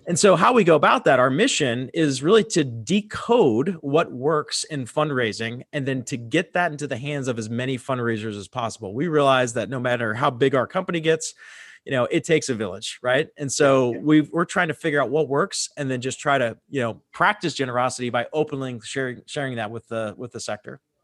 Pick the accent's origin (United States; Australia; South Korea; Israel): United States; Pittsburgh, Pennsylvania; moved away as an adult; also born or lived in Fort Lauderdale, Florida; now in Dallas, United States; I moved from Pittsburgh, Pennsylvania, where I grew up, to Fort Lauderdale, Florida.